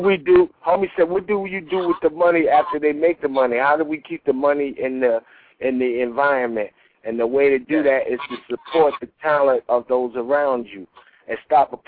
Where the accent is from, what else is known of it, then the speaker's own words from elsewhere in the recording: New York, United States; also born or lived in Chicago; I'm from New York